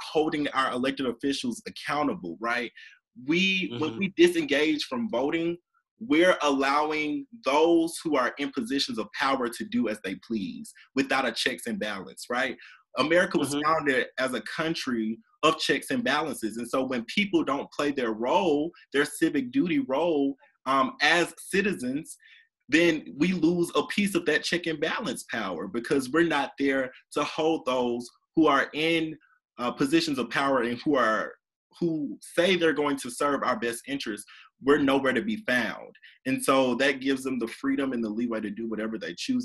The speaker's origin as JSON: {"language": "English", "region": "Alabama", "country": "United States", "said": "I'm from Alabama."}